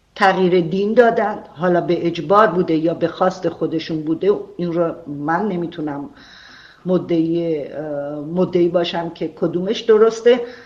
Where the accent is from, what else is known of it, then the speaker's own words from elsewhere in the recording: Arak, Markazi, Iran; شهرستان کوچیکی مثل عراق که زادگاه من بوده